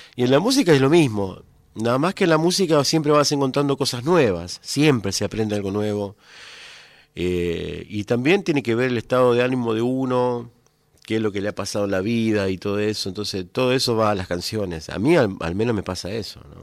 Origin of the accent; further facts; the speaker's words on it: Coronda, Santa Fe, Argentina; moved away; yo me, crié, nací en Coronda, me crié, tengo mis familiares allá